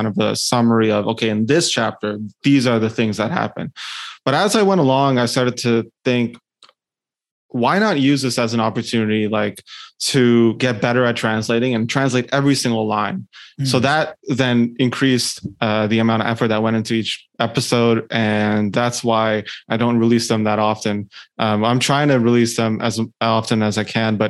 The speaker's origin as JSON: {"language": "English", "town": "Ottawa", "region": "Ontario", "country": "Canada", "tie": "born or raised there", "said": "born and raised in Ottawa, actually, outside of like, you know, the capital of Canada"}